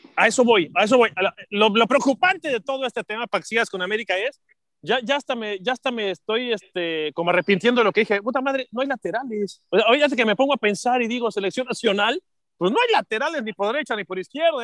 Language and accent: Spanish; Mexico